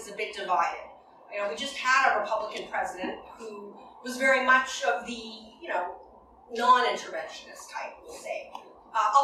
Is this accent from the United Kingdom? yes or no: no; Alberta, Canada; now in New York, United States; I'm from Alberta